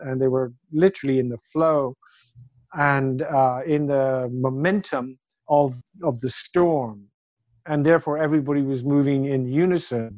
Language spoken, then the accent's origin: English; Ireland; also born or lived in United Kingdom; now in China; So I'm Irish